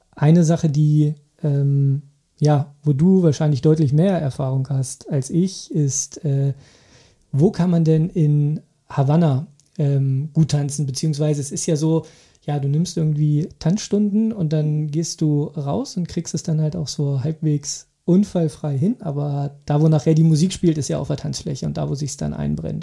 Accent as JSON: {"language": "German", "country": "Germany", "said": "bei uns in Deutschland"}